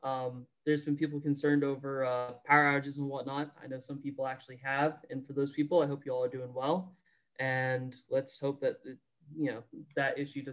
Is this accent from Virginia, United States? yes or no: yes; northern Virginia, United States; I'm from the state. I'm from Virginia myself